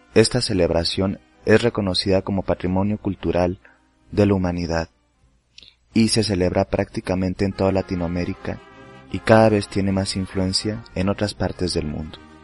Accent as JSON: {"language": "Spanish", "country": "Mexico", "said": "yo como mexicano"}